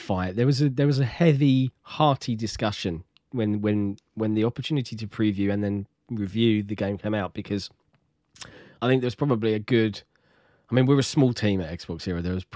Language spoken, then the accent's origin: English; Australia; I'm from Australia.